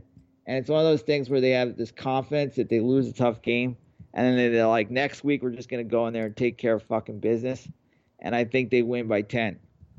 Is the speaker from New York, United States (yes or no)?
yes; New York, United States; I was in 10th grade. I remember it was growing up in New York.